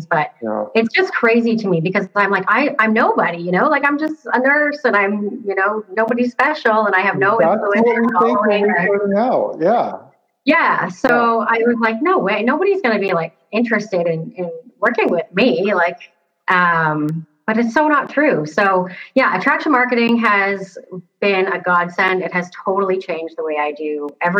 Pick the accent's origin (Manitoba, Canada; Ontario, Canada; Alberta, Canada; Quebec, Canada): Ontario, Canada; Toronto; moved away as an adult; now in Seattle, United States; I'm from like Toronto area in Canada. I'm living in Seattle right now